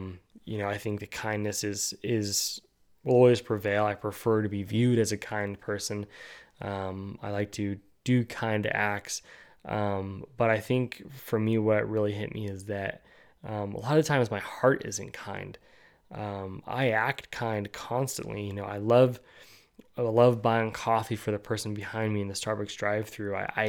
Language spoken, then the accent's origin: English; California, United States; also born or lived in New Guinea; I was born in California. I moved to New Guinea. She moved to Florida, then to, you know, a very conservative area of Northeast Pennsylvania. I lived in the very liberal state of California.